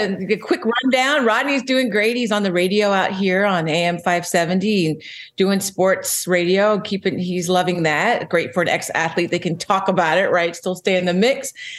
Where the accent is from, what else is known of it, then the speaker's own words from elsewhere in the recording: Philadelphia, Pennsylvania, United States; now in Los Angeles, United States; When I came to LA from Philadelphia many years ago and walked along that boulevard, I remember looking down going, maybe I could get one of these one day.